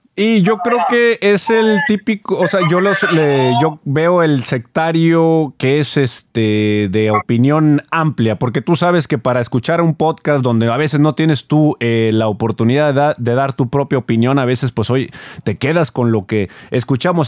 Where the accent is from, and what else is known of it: Monterrey, Nuevo León, Mexico